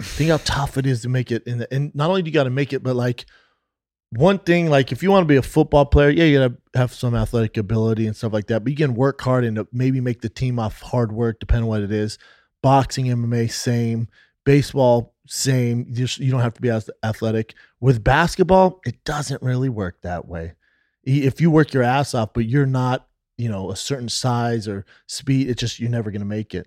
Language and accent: English; United States; we're American